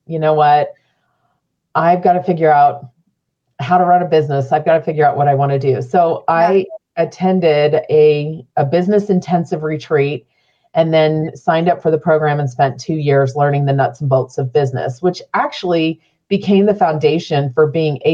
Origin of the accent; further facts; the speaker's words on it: Phoenix, Arizona, United States; now in Utah, United States; I didn't grow up here. I grew up in Central Phoenix.